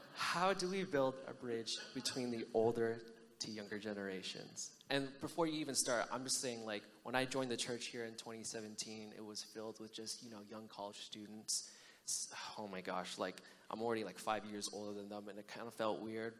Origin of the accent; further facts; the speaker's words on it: United States; I'm American born